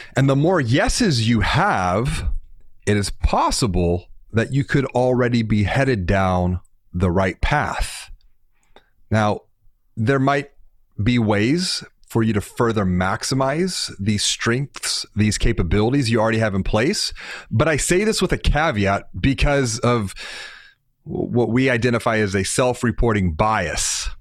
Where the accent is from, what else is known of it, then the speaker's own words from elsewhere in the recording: Houston, Texas, United States; I'm from Houston